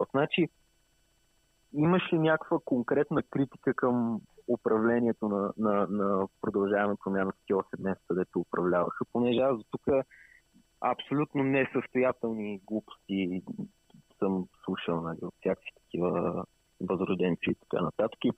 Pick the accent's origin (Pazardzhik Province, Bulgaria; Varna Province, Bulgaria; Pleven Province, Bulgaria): Pleven Province, Bulgaria; Pleven; аз съм от Плевен